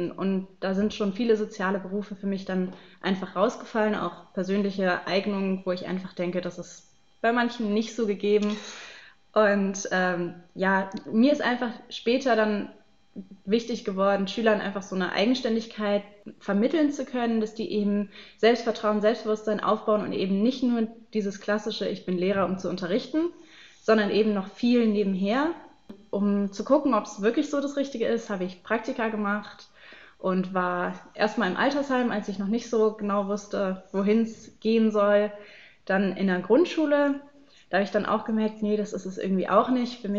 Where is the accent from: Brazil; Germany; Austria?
Germany; Baden-Württemberg; ich komme aus Baden-Württemberg, da sollte ich dann Kernfächer wählen wir haben in Baden-Württemberg einige Vorgaben